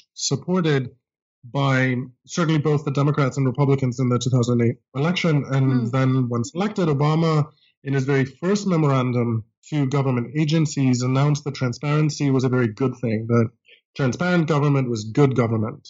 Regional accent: Greece; English is a second language; moved away as an adult; now in United States; I grew up in Greece and came to college in the United States.

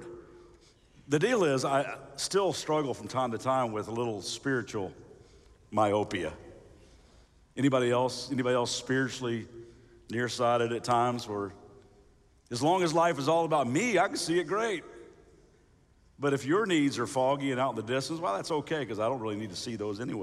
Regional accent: Kentucky, United States; moved away as an adult; now in Ventura, United States; I'm originally from Kentucky

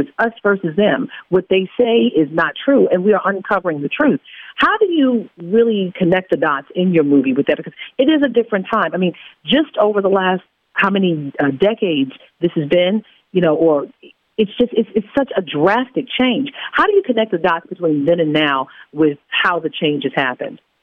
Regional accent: Baltimore, Maryland, United States; I'm a kid from Baltimore who grew up watching you

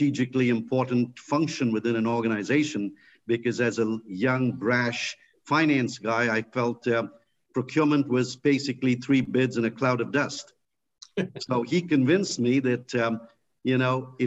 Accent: India; moved away as an adult; now in United States; I grew up in India

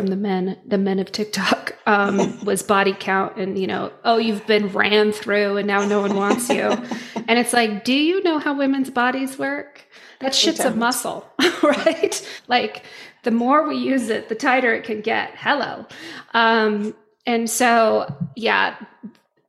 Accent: Utah, United States; I'm from Utah, raised Mormon.

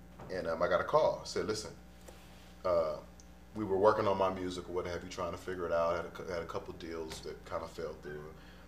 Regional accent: Washington, District of Columbia, United States; I'm from DC.

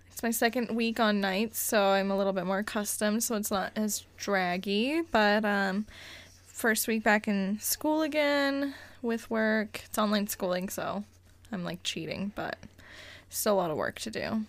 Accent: Cañon City, Colorado, United States; moved away; my hometown is Canyon City, Colorado

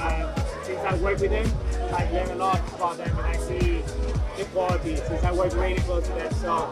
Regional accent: Peru; now in Thailand; I'm from Peru, originally from Peru.

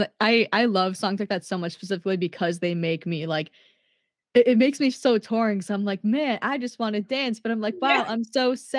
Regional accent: Minnesota, United States; Cause like here I am, I'm from Minnesota.

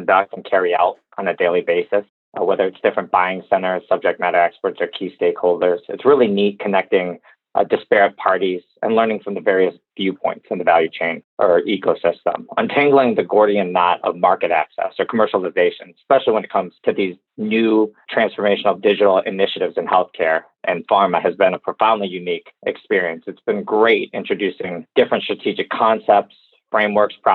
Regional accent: Detroit, Michigan, United States; the area I grew up in Metro Detroit

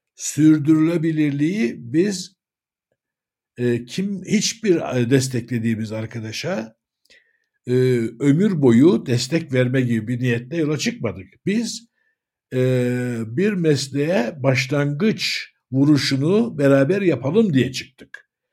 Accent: Cyprus; 1959 Kıbrıs doğumluyum.

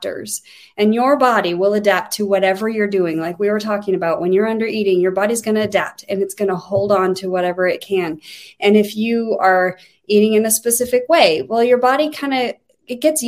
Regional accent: Wyoming, United States; I'm from Wyoming.

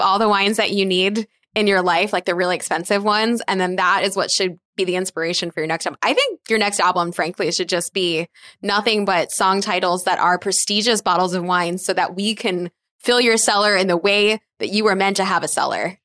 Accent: East Coast, United States; I grew up on the East Coast

